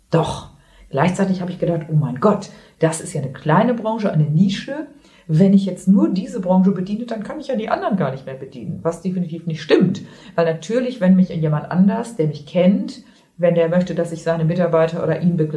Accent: Lower Saxony, Germany; und ich bin im Emsland aufgewachsen, bin seit über 30 Jahren Trainerin für Führung und Vertrieb

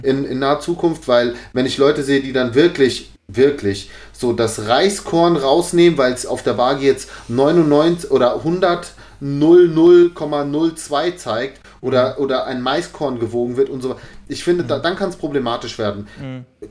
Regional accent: Giessen, Hesse, Germany; hier in Gießen hat's jetzt auch so, weil es ist halt meine Heimatstadt so

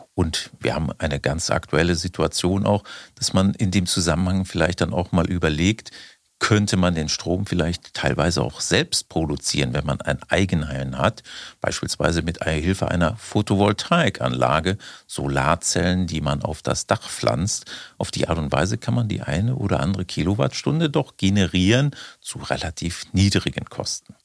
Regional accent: Germany; wir in Deutschland

